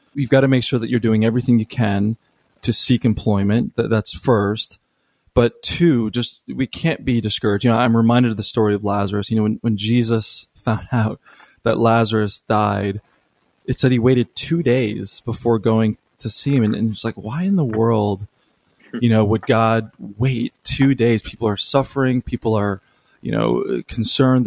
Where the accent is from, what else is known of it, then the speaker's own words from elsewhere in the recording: United States; this just comes from being an American